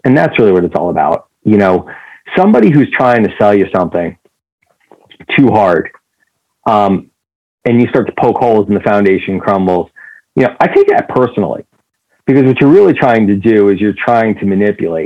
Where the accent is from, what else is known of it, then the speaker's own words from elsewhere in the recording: New York, United States; I grew up in New York.